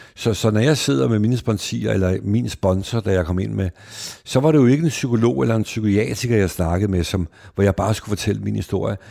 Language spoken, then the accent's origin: Danish; Denmark; De venner, jeg voksede op med ude i Værveparken